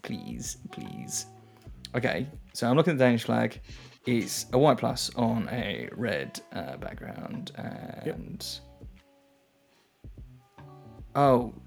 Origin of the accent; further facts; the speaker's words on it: England, United Kingdom; I, as an English person